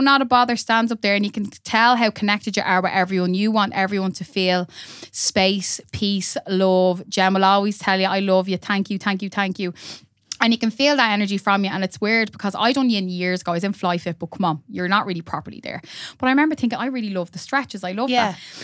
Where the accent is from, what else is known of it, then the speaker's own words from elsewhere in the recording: Dublin, Leinster, Ireland; also born or lived in Drumcondra; moved to Cabra when I was about four or five